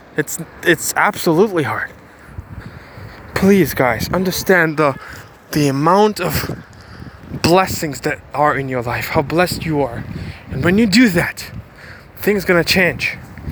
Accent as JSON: {"language": "English", "country": "Ukraine", "tie": "born or raised there", "second_language": "English", "said": "I was born in Ukraine, spoke 5 languages by the age of, spoke 1 language by the age of 12, and then in 6-7 years learned 4 languages."}